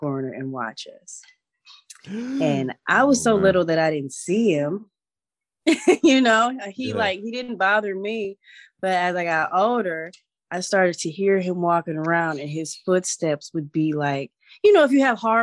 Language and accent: English; Detroit, Michigan, United States; I grew up in the Cass Corridor, and I grew up in this part of town where it's really industrial